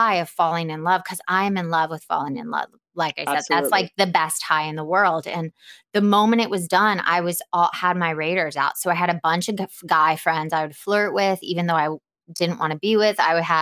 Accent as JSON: {"language": "English", "town": "Atlanta", "region": "Georgia", "country": "United States", "said": "I'm from Atlanta"}